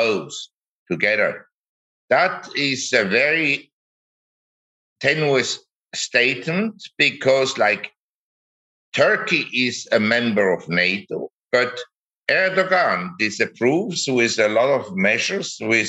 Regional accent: Zurich, Switzerland; moved away as an adult; also born or lived in Geneva / Hong Kong / New York; now in Chiang Mai, Thailand; I grew up in Zurich and in Switzerland

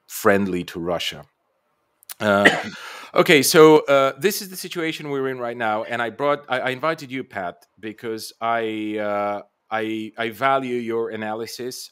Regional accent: Bulgaria; I'm Bulgarian by birth, so I come from the Balkans

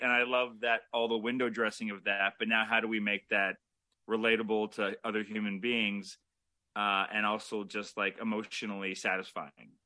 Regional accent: Toronto, Ontario, Canada; we're both Canadian Toronto filmmakers

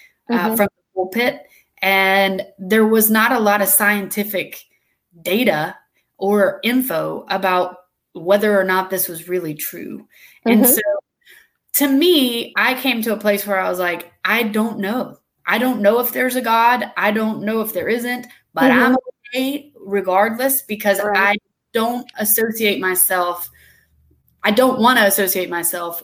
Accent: Douglasville, Georgia, United States; I was born in Georgia, West Georgia

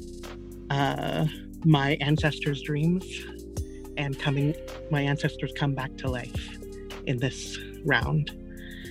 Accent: Los Angeles, California, United States; moved away as an adult; also born or lived in San Francisco Bay Area; I grew up in South Central

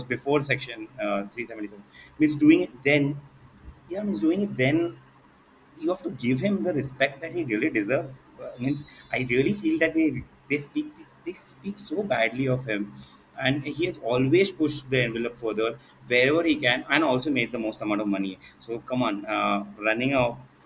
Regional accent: Ratnagiri, Maharashtra, India; my hometown is Ratnagiri, which is a small town.

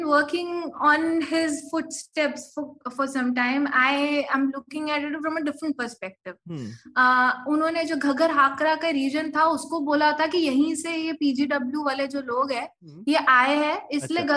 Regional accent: Delhi, India; मैं हम्म। दिल्ली से हूँ और मैं दरियागंज में रहती हूँ

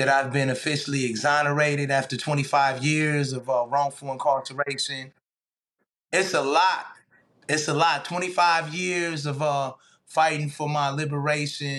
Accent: Flint, Michigan, United States; I grew up in Flint, Michigan, a long way from New York.

